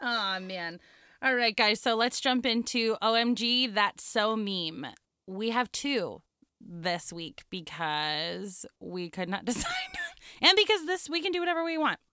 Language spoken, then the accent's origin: English; Southern California, United States; moved away; also born or lived in Virginia; we're from Southern California